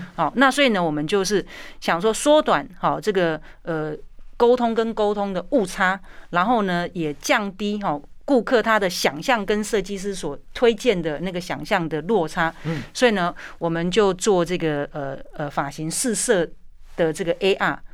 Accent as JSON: {"language": "Chinese", "country": "Taiwan", "said": "我们台湾人"}